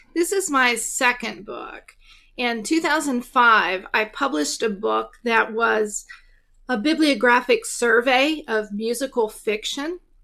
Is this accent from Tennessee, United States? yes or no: yes; East Tennessee, United States; I am actually from East Tennessee. So, um, yeah, I live right near, uh, where I grew up.